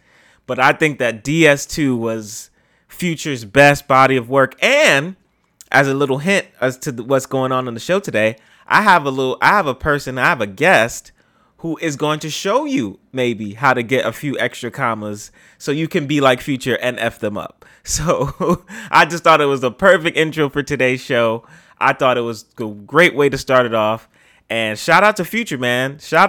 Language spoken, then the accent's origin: English; New York City, New York, United States; I'm from the Bronx, born and raised